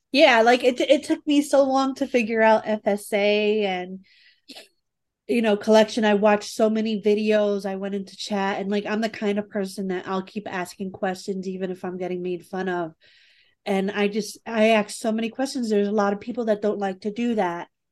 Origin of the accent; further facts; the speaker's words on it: New York, United States; I'm from New York